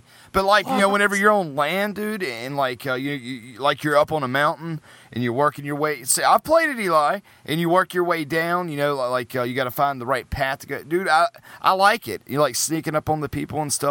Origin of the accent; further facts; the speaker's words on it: North Carolina, United States; I'm from North Carolina